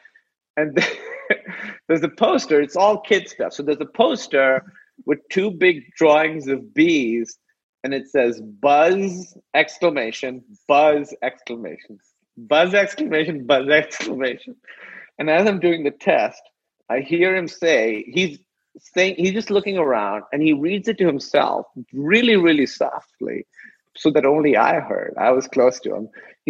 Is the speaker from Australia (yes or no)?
no; Pakistan; moved away; also born or lived in Iowa, United States; I'm from Pakistan